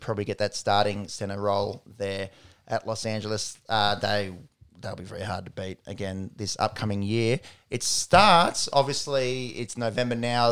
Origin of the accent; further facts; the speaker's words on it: Australia; an Australian basketball fan